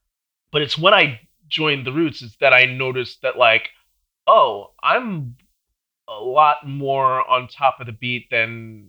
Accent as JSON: {"language": "English", "area": "Long Island", "region": "New York", "country": "United States", "tie": "born or raised there", "also_born_or_lived": "Brooklyn / Manhattan", "said": "I'm from New York. I'm from, I was born in Brooklyn. Okay. And then shortly after that, when I was like five, I moved out to Long Island."}